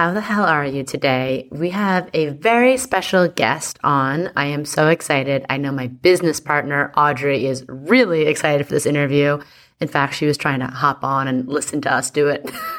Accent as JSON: {"language": "English", "region": "New York", "country": "United States", "said": "as a New Yorker"}